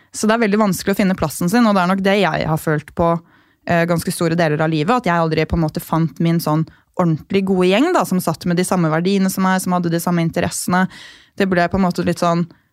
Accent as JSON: {"language": "Norwegian", "town": "Gol", "region": "Buskerud", "country": "Norway", "tie": "born or raised there", "moved": "yes", "said": "jeg kommer fra Gol, som er en kommune med 4000 innbyggere"}